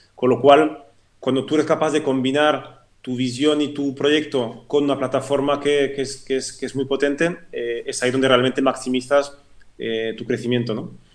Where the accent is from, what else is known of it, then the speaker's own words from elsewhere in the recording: French-speaking Switzerland, Romandy, Switzerland; first language French; Spanish is a second language; moved away as an adult; also born or lived in Madrid, Spain; now in Spain; yo crecí en la parte, digamos, francófona de Suiza, de ahí mi, acento